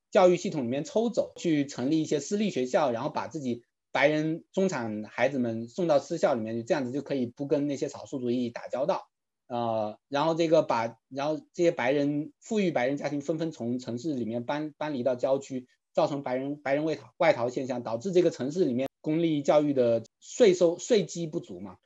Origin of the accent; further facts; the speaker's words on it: China; now in United States; 我们如果在中国长大的朋友